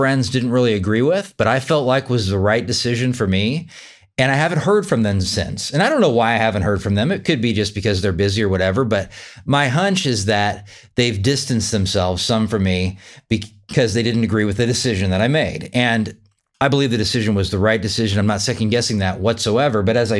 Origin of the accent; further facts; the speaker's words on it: Wichita, Kansas, United States; live locally here in my home state of Wichita, Kansas.